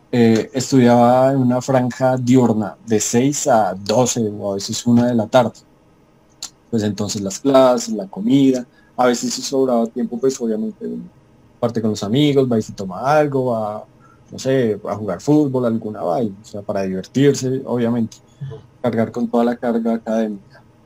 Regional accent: Colombia; now in Bogotá, Colombia; como cualquier colombiano

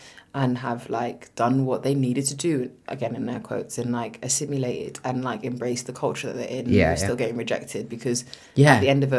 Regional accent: United Kingdom; accent: British

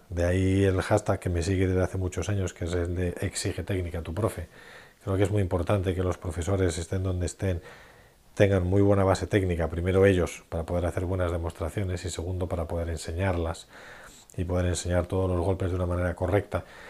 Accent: Madrid, Community of Madrid, Spain; en Madrid, de donde soy

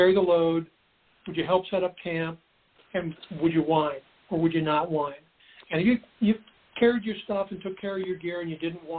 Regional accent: Seattle, Washington, United States; I grew up in Seattle

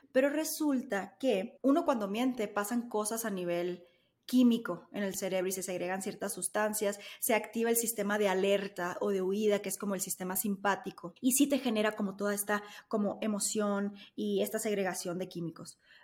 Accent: Sonora, Mexico; now in Mexico City, Mexico; en el norte, al menos en Sonora, somos un poco más directos

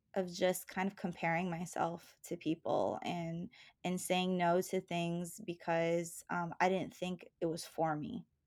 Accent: Palm Bay, Florida, United States; also born or lived in New Jersey / New York; I grew up in Palm Bay, Florida

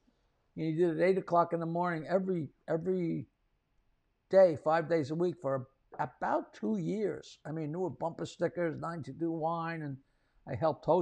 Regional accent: United States; I grew up in America

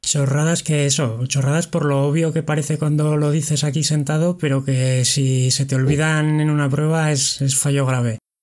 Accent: Pamplona, Navarre, Spain; yo soy de Pamplona

